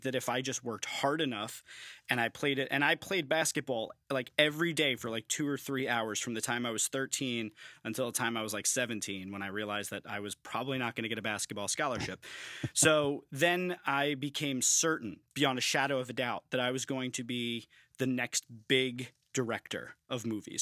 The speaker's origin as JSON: {"language": "English", "region": "New York", "country": "United States", "tie": "born or raised there", "moved": "as an adult", "lives_now": "Philadelphia, United States", "said": "growing up in New York"}